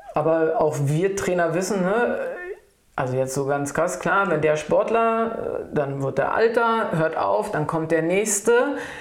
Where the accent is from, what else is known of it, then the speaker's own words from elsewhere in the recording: Berlin, Germany; also born or lived in Saarbrücken; ich bin Berlinerin, echte. Spandauerin, aber in Charlottenburg geboren, nein, ja. Aber ich bin Berlinerin, wirklich schon immer, habe auch hier gelebt